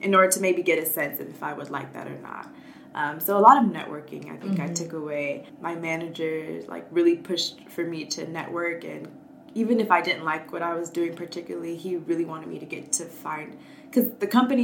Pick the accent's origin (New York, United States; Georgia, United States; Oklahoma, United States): Georgia, United States; Atlanta; I'm from Atlanta, Georgia